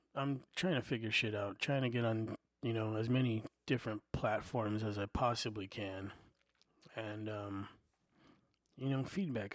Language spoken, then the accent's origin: English; United States; I'm an American. I was born right here.